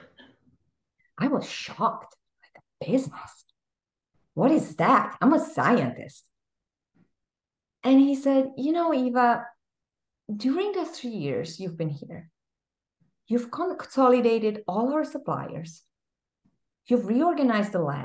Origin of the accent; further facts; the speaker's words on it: Czechia; English is a second language; moved away as an adult; now in Massachusetts, United States; I grew up in a small country in Central Europe that is now called the Czech Republic